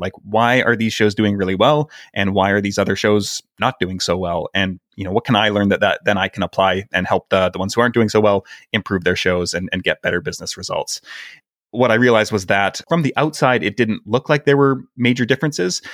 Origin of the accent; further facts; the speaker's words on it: Canada; moved away; I'm Canadian